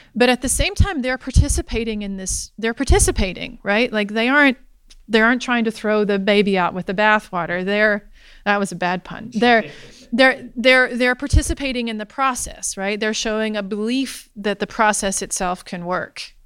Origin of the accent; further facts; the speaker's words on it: Alabama, United States; I grew up in Alabama